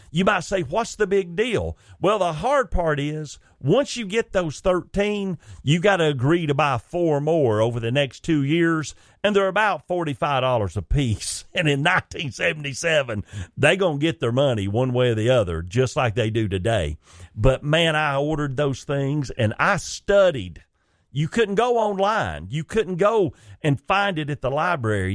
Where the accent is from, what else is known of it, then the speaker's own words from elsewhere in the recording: Chickamauga, Georgia, United States; my hometown where I was born and raised, Chickamauga, Georgia slash Rock Spring